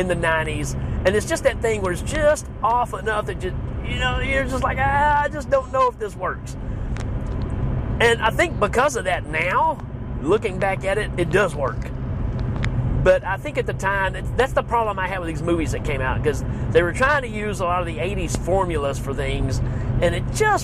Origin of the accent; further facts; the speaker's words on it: the South, United States; accent: southern; my southern accent